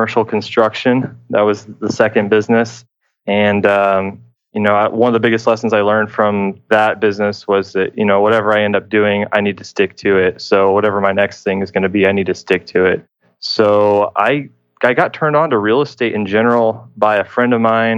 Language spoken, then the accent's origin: English; Houston, Texas, United States; I am from Houston, Texas